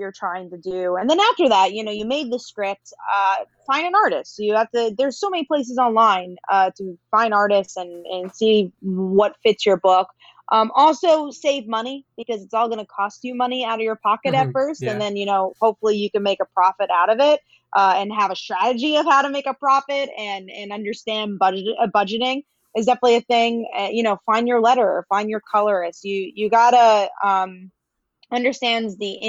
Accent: New York, United States; I'm from New York

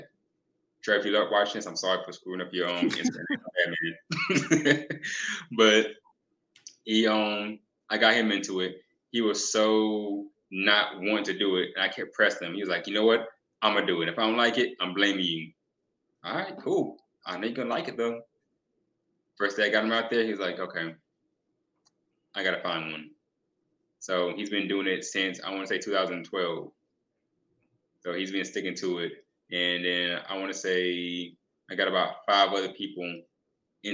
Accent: Fayetteville, North Carolina, United States; Where I'm from is Fayetteville, North Carolina. Born and raised there

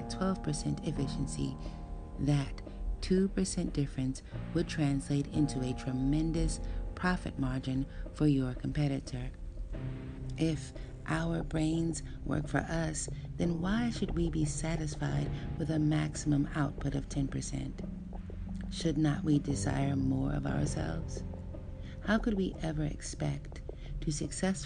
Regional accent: Chicago, Illinois, United States; As a child, growing up in Chicago

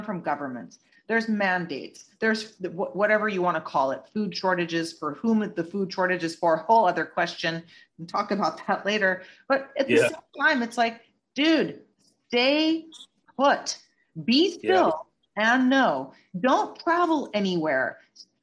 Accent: United States; I'm an American, and of course I love my country

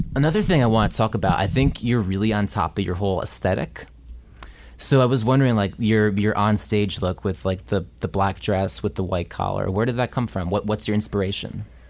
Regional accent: New Jersey, United States; also born or lived in Williamsburg, Brooklyn; now in Brooklyn, United States; I grew up in New Jersey

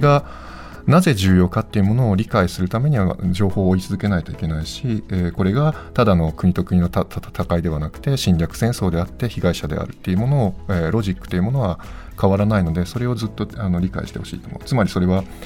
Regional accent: Japan; moved away as an adult; now in Ukraine; 私の実家にちょっと滞在してた

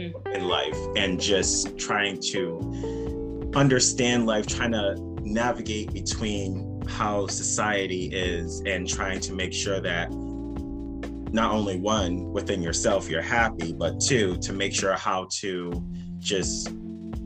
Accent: Providence, Rhode Island, United States; now in Cranston, United States; born and raised in Providence, Rhode Island, but now in Cranston, Rhode Island

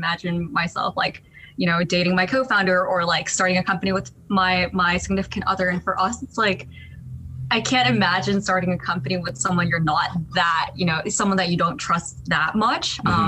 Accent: Colorado, United States; born there; also born or lived in Pittsburgh, United States / Syracuse, United States; I was born in the States. I was actually born in Colorado. I don't really remember much about it, but my family kind of moved around a lot when I was younger. So at one point I was in like Pittsburgh and Syracuse.

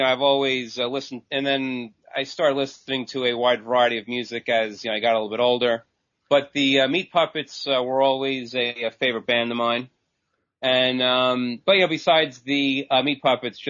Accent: Long Island, New York, United States; I'm from Long Island, New York

